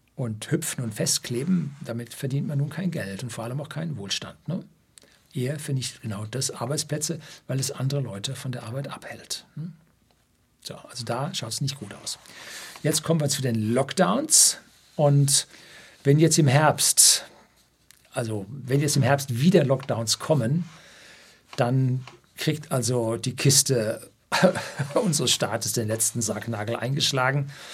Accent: Bavaria, Germany; bei uns in Bayern

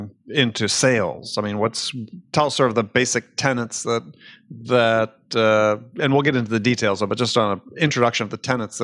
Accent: Midwest, United States; when I was growing up in the Midwest

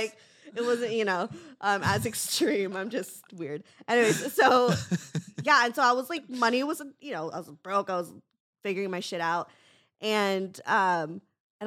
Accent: Los Angeles, California, United States; I grew up in like

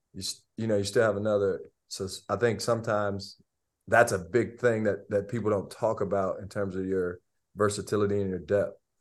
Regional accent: Albion, Michigan, United States; I'm from Albion Michigan it's like 30 minutes away I watched I watched Kenyon their dad play when I was in, in middle school

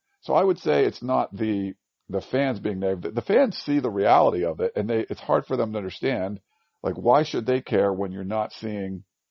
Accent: outside of Boston, Massachusetts, United States; moved away; I am now recording this in, my childhood home growing up on the East Coast, outside of Boston.

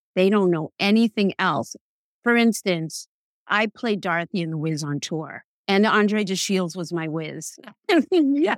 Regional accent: New York City, New York, United States; I am born and raised in New York City

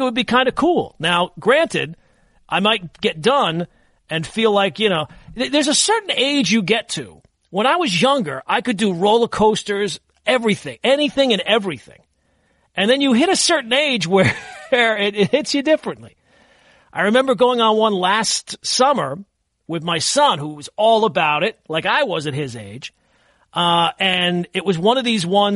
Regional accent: Long Island, New York, United States; moved away; I grew up on Long Island, but we didn't have the wildlife that I have now where I live

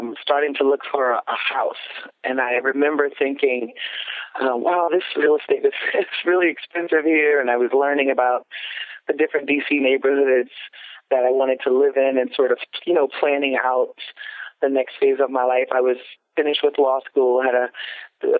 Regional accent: South Louisiana, United States; I was born in North Louisiana and raised in South Louisiana

